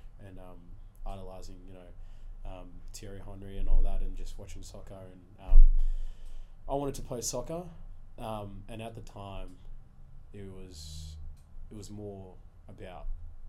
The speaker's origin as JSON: {"language": "English", "town": "Morwell", "region": "Victoria", "country": "Australia", "tie": "born or raised there", "second_language": "English", "said": "So we got to Morwell. So that's where I grew up."}